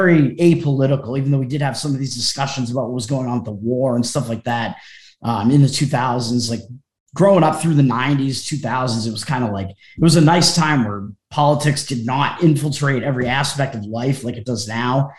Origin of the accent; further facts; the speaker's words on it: Massachusetts, United States; also born or lived in Boston area; I grew up in Massachusetts. I'm still in Massachusetts. I've been like on the South Shore of Massachusetts for most of my life